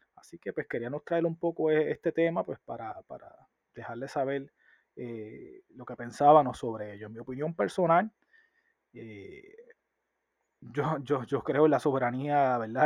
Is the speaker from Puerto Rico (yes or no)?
yes; Puerto Rico; nosotros como puertorriqueños